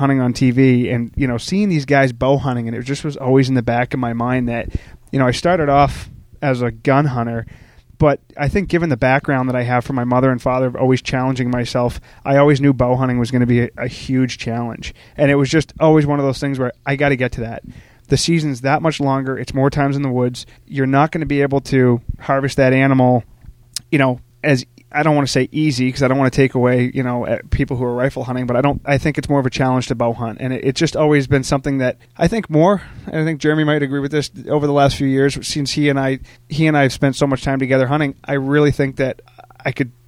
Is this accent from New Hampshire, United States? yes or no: yes; Nashua, New Hampshire, United States; moved away as an adult; also born or lived in eastern Connecticut; I'm originally born and raised southern New Hampshire. I grew up in the Nashua area.